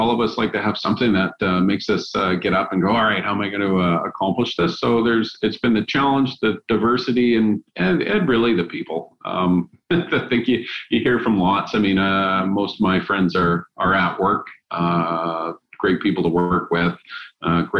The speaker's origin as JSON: {"language": "English", "area": "Vancouver Island", "region": "British Columbia", "country": "Canada", "tie": "born or raised there", "also_born_or_lived": "Hamilton, Ontario", "said": "both of us were born and raised on Vancouver Island"}